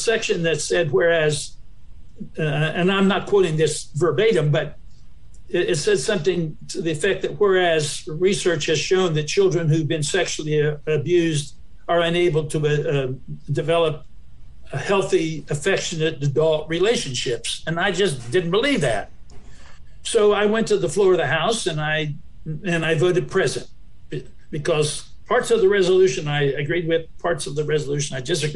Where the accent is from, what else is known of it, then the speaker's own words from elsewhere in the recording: Appalachian Ohio, United States; I came from Appalachia, Ohio, Southern Ohio